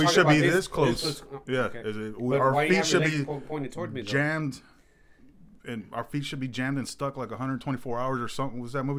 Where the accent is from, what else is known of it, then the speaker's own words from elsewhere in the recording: Southwest, United States; being Mexican-American, living down in the Southwest. I mean, this is the true South. We're cut between two cultures.